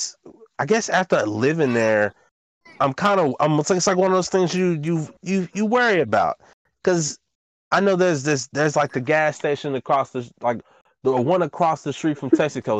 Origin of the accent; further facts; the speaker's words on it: Dallas, Texas, United States; moved away; When I was leaving from Woodtown, they fucking added sidewalks. And I remember just throughout all of the time I lived over there